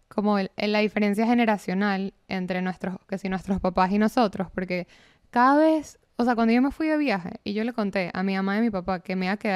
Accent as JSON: {"language": "Spanish", "country": "Venezuela", "said": "También son cosas que como venezolano no, no te quedan de otra hacer una escala en Panamá para salir"}